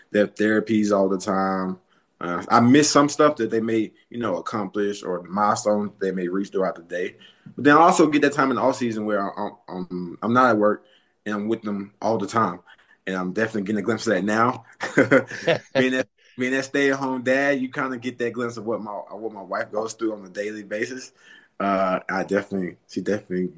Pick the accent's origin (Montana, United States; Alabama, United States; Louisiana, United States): Louisiana, United States; West Monroe; moved away as an adult; also born or lived in Dallas, Texas / Minnesota / Atlanta, Georgia; now in Charlotte, United States; I'm from Louisiana, West Monroe, Louisiana. I grew up in Louisiana, North Louisiana